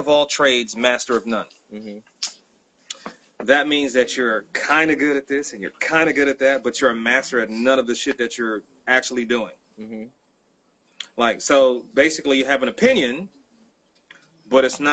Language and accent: English; Bay Area, California, United States; moved away; I'm from the Bay Area